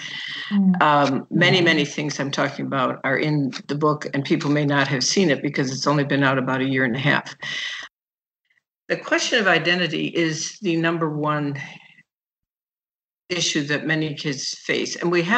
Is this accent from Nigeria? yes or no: yes; Nigeria; now in Chicago, United States; And so when I grew up in Nigeria, soccer was our game. And I did all kinds of things socially that were not doable when I got back to Chicago.